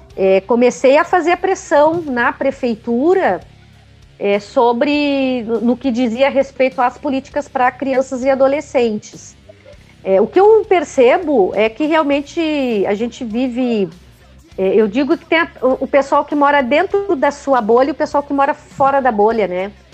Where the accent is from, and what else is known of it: Porto Alegre, Rio Grande do Sul, Brazil; born or raised there